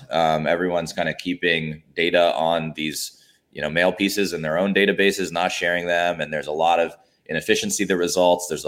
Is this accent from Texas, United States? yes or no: no; Alabama, United States; moved away as an adult; also born or lived in Washington, D.C.; now in Atlanta, United States; I grew up down south in Alabama, and then you know for school I went up to D.C.